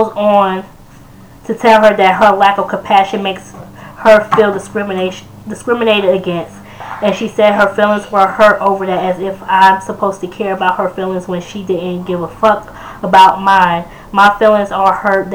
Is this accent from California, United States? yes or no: no; New Yorker, United States; moved away; I still consider myself as a New Yorker